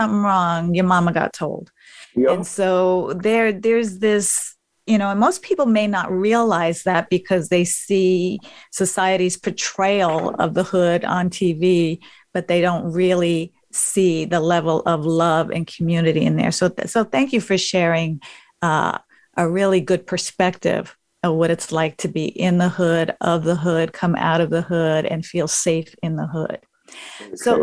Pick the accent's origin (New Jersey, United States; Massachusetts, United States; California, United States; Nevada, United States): New Jersey, United States; Paterson; I grew up in Paterson, New Jersey, which is the hood in New Jersey